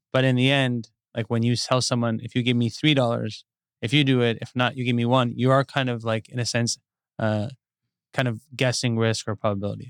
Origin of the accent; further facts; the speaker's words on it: Westlake Village, California, United States; I grew up in Westlake Village.